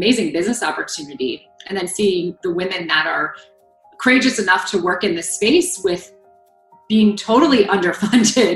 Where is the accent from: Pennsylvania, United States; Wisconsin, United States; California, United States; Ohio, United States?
Ohio, United States; I was born and raised in Ohio